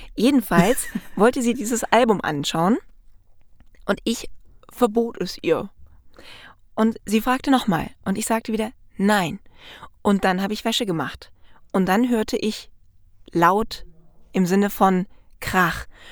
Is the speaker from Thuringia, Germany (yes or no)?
no; Black Forest, Baden-Württemberg, Germany; moved away; da wo ich herkomme, ursprünglich mal aus dem Schwarzwald